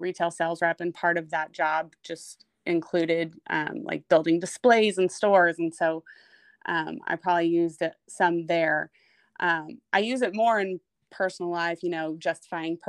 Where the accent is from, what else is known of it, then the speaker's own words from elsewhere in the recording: Blue Springs, Missouri, United States; I grew up just outside of Kansas City, Missouri, in Blue Springs